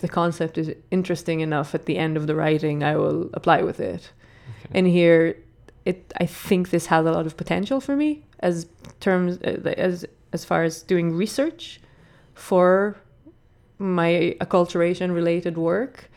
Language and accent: English; Israel; English is a second language; moved away as an adult; also born or lived in Ireland / New York; now in Dublin, Ireland; I come from Israel, but I live in Ireland for a good few years now.